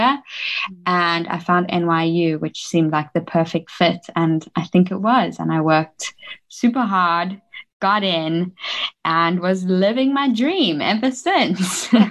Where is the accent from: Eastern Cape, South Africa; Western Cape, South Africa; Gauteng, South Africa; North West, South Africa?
Gauteng, South Africa; Johannesburg; moved away as an adult; also born or lived in New York, United States / Los Angeles, United States; I was born in South Africa my whole life, raised in Johannesburg, and my parents are South African